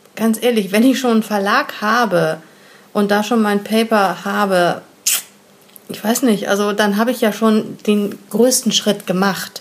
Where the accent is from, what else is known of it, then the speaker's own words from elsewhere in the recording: Hamburg, Germany; wir sind Hamburger